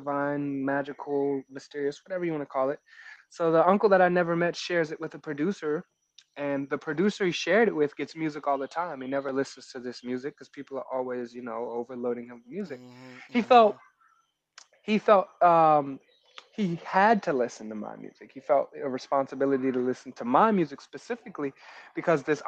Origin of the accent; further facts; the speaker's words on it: Montgomery County, Maryland, United States; also born or lived in New York / Virginia; But the DMV raised me. I grew up in Montgomery County.